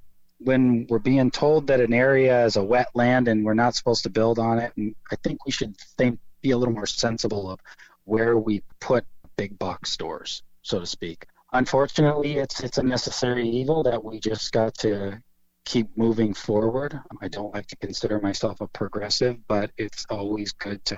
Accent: Warrenton, Oregon, United States; also born or lived in McMinnville, Oregon; I'm a lifelong Oregonian. I moved to the coast when I was five. I moved here from McMinnville

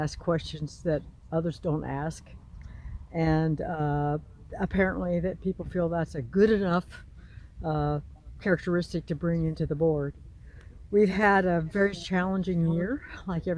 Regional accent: Columbia County, Oregon, United States; also born or lived in Astoria, Oregon / Berkeley, California / Portland, Oregon; I was born in Astoria, raised in Columbia County primarily

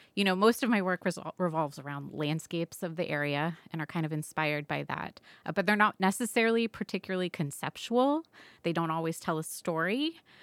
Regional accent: Southwest Florida, United States; I grew up in Southwest Florida on the Gulf Coast.

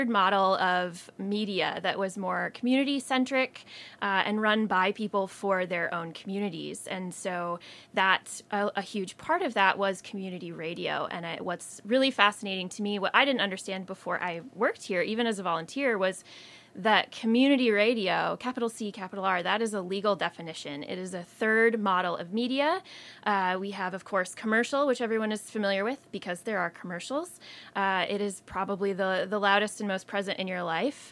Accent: Eastern Washington, United States; moved away as an adult; now in Astoria, United States; I am originally from Eastern Washington, bounced around a little bit before winding up here in Astoria about 10 years ago.

